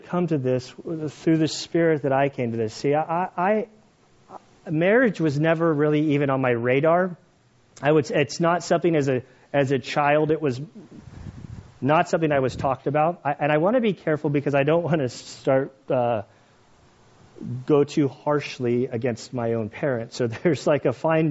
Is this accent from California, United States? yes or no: yes; California, United States; I grew up in California